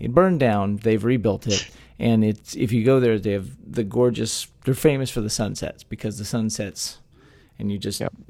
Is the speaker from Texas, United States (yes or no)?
yes; Texas, United States; born or raised there